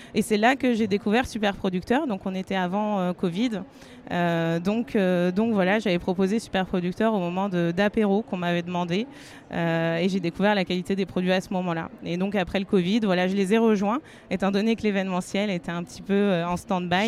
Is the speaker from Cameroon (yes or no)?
no; Berry, Centre-Val de Loire, France; je viens de la campagne du Berry, donc des grands espaces